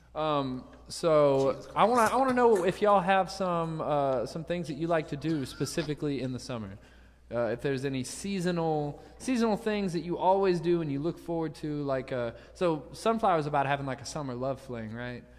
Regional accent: Savannah, Georgia, United States; also born or lived in Nashville, Tennessee; I was born in Nashville, but I moved to Savannah when I was four

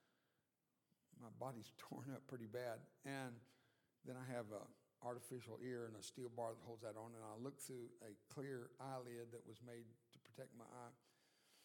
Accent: South Texas, United States; first language Spanish; English is a second language; I was born and raised down in South Texas. I was born on the Mexican border.

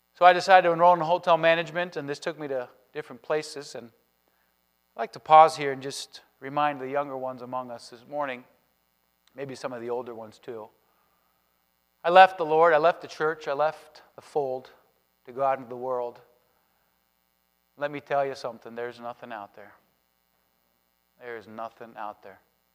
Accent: Spain; born there; but I was born in Spain. Parents are missionaries there, going on 40 years.

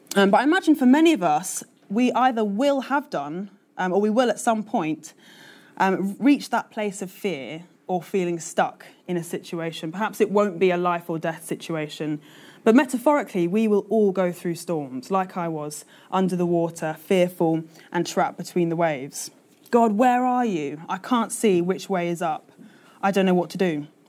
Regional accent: London, United Kingdom; now in Manchester, United Kingdom; I'm a Londoner through and through.

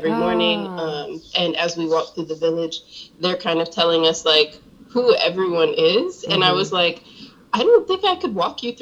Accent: Augusta, Georgia, United States; moved away; also born or lived in Ohio / Charlotte, North Carolina; I was born in Ohio, but I grew up in Augusta, Georgia, and then my family moved to Charlotte

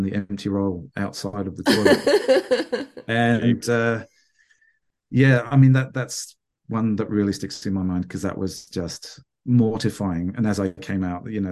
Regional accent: England, United Kingdom; now in Bendigo, Australia; I grew up in England

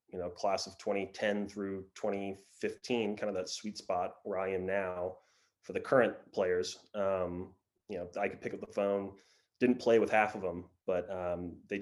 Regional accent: Oklahoma City, Oklahoma, United States; moved away; Born and raised in Oklahoma City

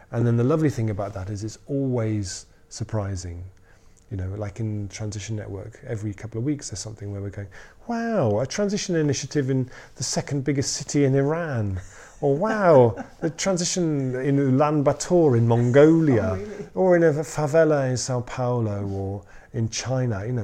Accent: Totnes, South West England, United Kingdom; where are you from? I'm from Totnes.

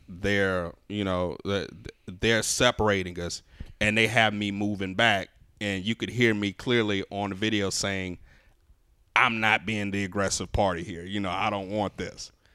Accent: New Orleans, Louisiana, United States; moved away as an adult; now in Los Angeles, United States; me growing up in New Orleans

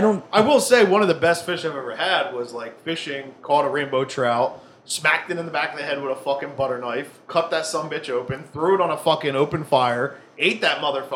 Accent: New Jersey, United States; I grew up in Jersey

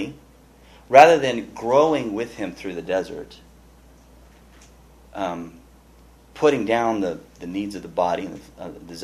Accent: Pasadena, United States; growing up in Pasadena

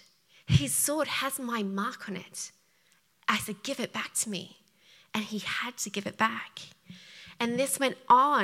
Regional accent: Australia; accent: Australian; moved away; I'm Australian, if you hadn't picked it up by the accent

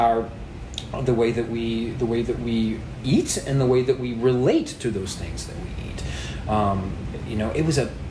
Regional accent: Louisiana, United States; My family roots in Louisiana go back to the late 1710s or to the 1720s.

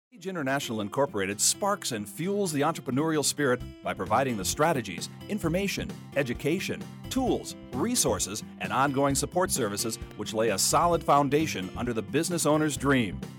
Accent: Seattle, Washington, United States; in my block in Seattle where I grew up, did you know I was from Seattle?

